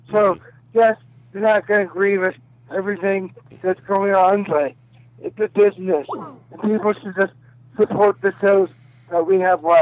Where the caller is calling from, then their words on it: Texas, United States; from Texas.